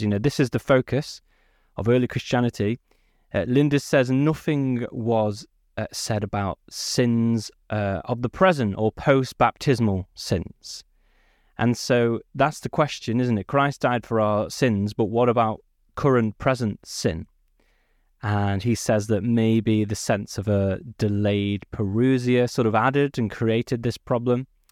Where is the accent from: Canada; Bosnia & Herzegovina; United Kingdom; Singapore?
United Kingdom; I was born not too far from Manchester. I grew up in the Peak District